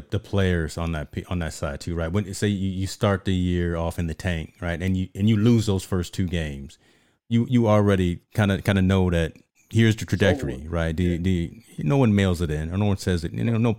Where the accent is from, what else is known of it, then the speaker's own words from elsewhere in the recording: Michigan, United States; born there; Look, I was born in Michigan. I'm in love with Michigan.